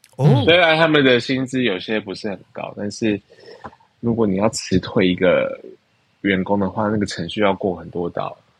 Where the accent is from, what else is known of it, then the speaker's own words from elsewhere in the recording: Taiwan; moved away as an adult; now in Bangkok, Thailand; 我就说我是台湾人